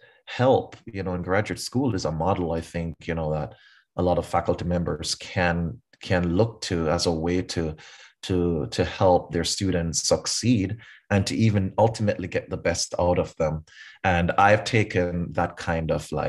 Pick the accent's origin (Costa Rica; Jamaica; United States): Jamaica; Kingston; moved away; I grew up in Kingston, Jamaica.